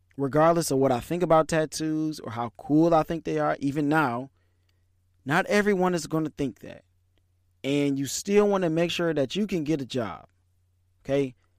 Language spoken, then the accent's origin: English; Detroit, Michigan, United States; I was born in Michigan, raised in Detroit